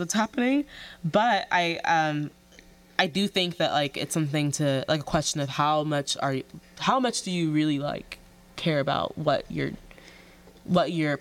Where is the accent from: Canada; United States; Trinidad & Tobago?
United States; born or raised there